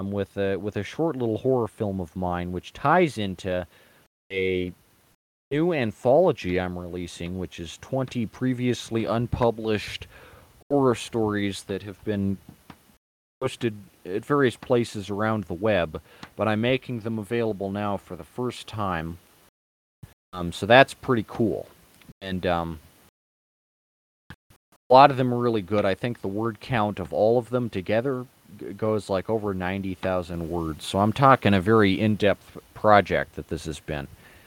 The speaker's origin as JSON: {"language": "English", "country": "United States", "said": "as an American"}